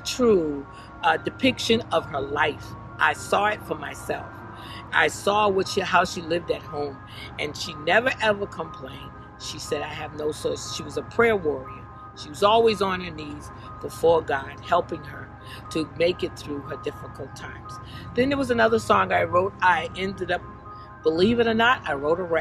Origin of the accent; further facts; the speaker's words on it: Bridgeport, Connecticut, United States; also born or lived in Boston; my hometown in Bridgeport, Connecticut